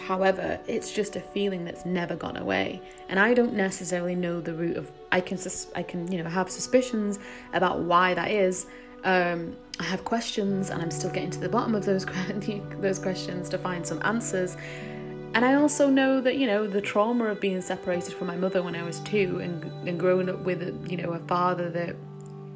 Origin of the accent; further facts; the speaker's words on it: England, United Kingdom; being raised in England